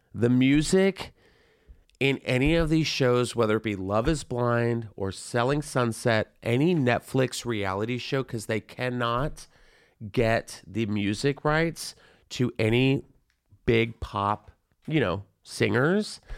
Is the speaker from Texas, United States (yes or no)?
yes; San Antonio, Texas, United States; also born or lived in Florida; I was born in Florida and I lived in San Antonio, Texas